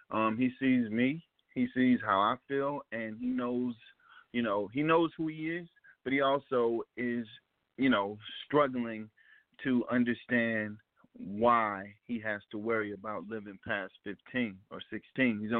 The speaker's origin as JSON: {"language": "English", "town": "Ferguson", "region": "Missouri", "country": "United States", "tie": "born or raised there", "moved": "yes"}